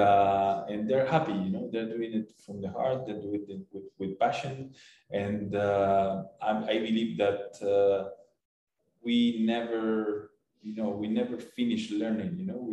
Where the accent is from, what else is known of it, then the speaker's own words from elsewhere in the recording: Buenos Aires, Argentina; moved away as an adult; now in Cancun, Mexico; you will always be from Buenos Aires or from Argentina, you know. They will always call you the Argentinian guy